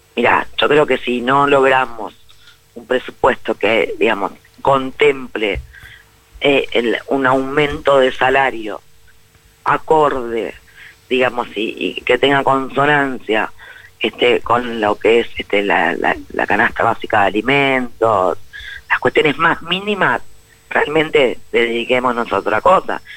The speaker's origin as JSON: {"language": "Spanish", "region": "Buenos Aires Province", "country": "Argentina", "said": "Buenos Aires como bonaerense"}